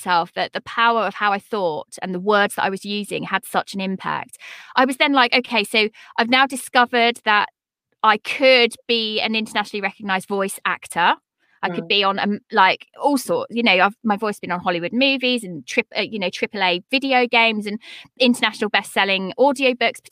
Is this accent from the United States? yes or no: no; United Kingdom; I'm a British woman with three children at home